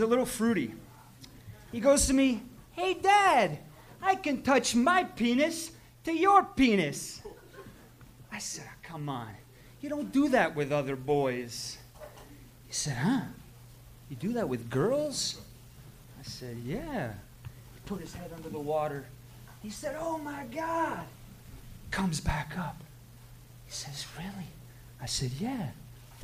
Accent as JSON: {"language": "English", "town": "Montreal", "region": "Quebec", "country": "Canada", "said": "I'm from Montreal"}